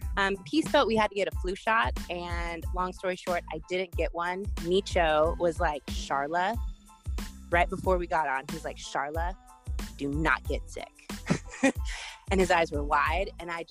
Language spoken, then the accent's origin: English; California, United States; also born or lived in Spokane, Washington; So I grew up in California, and then I was on a military base, and then we moved up to Spokane, Washington. So I never have lived in New Orleans